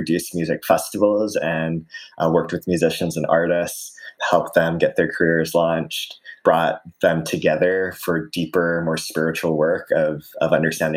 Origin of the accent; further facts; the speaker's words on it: Aiea, Hawaii, United States; So I grew up in Hawaii in a small town called Aiea.